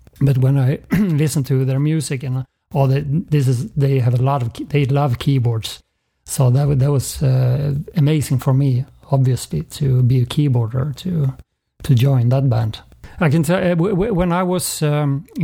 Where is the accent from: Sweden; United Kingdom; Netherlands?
Sweden; Uppsala, Uppsala County; moved away; also born or lived in Gothenburg; I'm not from Gothenburg. I'm from outside of Stockholm, Uppsala. But then I moved to Gothenburg for other reasons